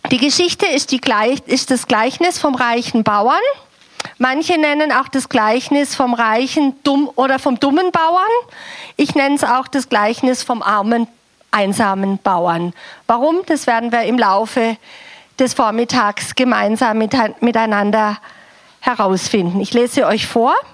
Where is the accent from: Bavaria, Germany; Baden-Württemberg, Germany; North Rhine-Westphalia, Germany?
Baden-Württemberg, Germany; Ich komme auch aus dem Südschwarzwald. Wir sind also in irgendeiner Form miteinander verwandt. Bei euch muss ich mich nicht so anstrengen mit meiner Sprache.